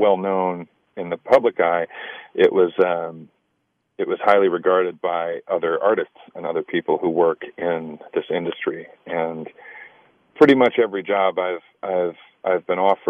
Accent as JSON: {"language": "English", "town": "Sacramento", "region": "California", "country": "United States", "tie": "born or raised there", "also_born_or_lived": "Los Angeles, California / Chicago, Illinois / New York", "moved": "as an adult", "said": "I grew up in Sacramento, California."}